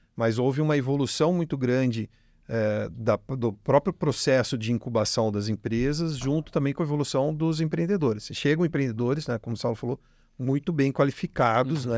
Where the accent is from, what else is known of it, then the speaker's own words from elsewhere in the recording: Jundiaí, São Paulo, Brazil; moved away as an adult; now in Ribeirão Preto, Brazil; eu não sou de Ribeirão, sou de Jundiaí, vim para cá é, estudar também, vim fazer faculdade